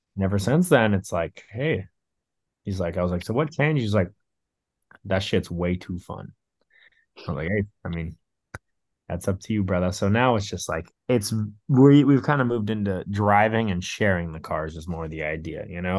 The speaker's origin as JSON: {"language": "English", "area": "Orange County", "region": "California", "country": "United States", "tie": "born or raised there", "said": "growing up in Orange County"}